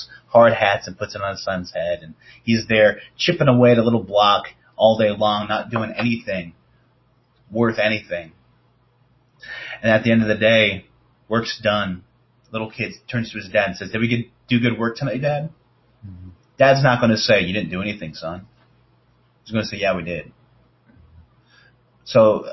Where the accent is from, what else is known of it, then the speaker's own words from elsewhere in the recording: the North, United States; I'm from the North